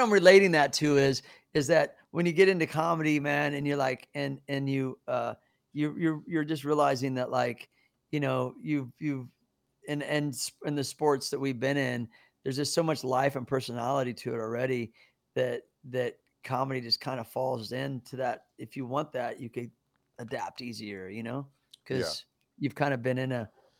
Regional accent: Kansas City, Missouri, United States; moved away; I'm from Kansas City.

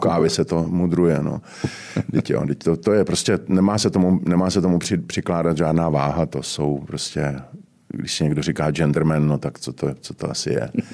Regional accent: Prague, Czechia; já jsem totiž z Horního Žižkova

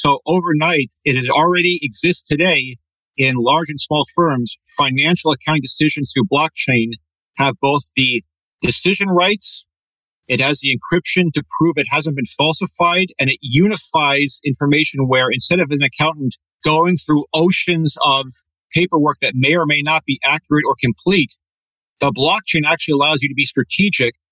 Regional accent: Redmond, Washington, United States; growing up in Redmond, Washington with an Italian family

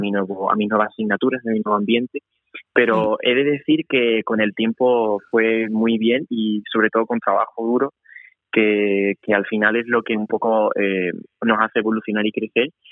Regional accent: Seville, Andalusia, Spain; moved away; yo soy de Sevilla

